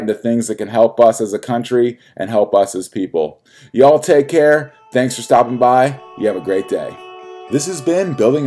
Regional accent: United States; as an American

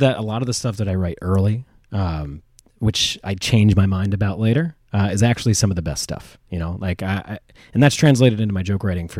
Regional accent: Philadelphia, Pennsylvania, United States

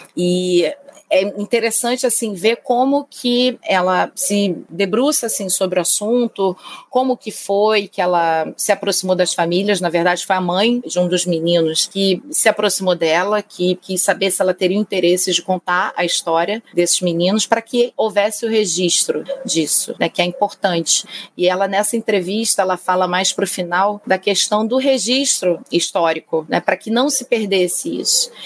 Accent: Rio de Janeiro, Brazil; carioca e flamenguista

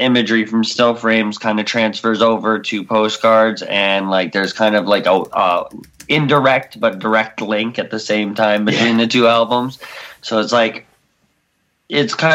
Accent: New York, United States; now in Virginia, United States; I'm from New York

